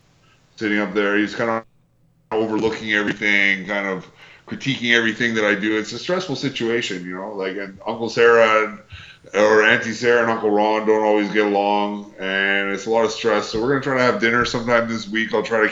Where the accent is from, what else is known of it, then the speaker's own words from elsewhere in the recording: Canada; like, you know, we're all Canadian talent, right?